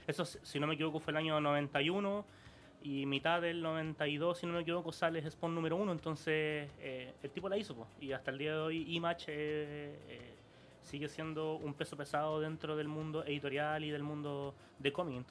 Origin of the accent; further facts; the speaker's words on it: Santiago, Santiago Metropolitan Region, Chile; nosotros somos de La Pintana. Yo hasta hace dos meses vivía en la población El Castillo. Entonces uno sabe lo que es venir de un barrio duro.